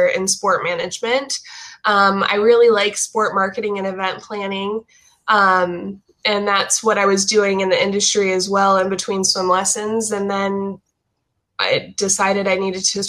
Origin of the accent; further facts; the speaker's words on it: Coral Springs, Florida, United States; I'm originally from Coral Springs, Florida. I grew up in Coral Springs, went to Marjorie Stoneman Douglas High School